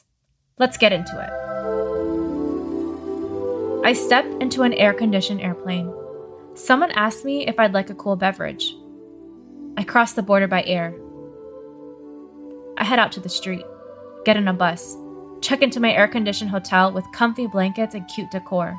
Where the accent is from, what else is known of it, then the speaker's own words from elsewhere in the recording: United States; I'm an American medical refugee.